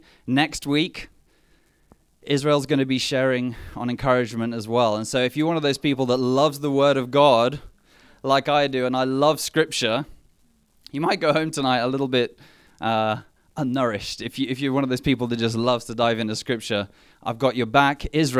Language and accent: English; Mthatha, Eastern Cape, South Africa; born there; I was born in South Africa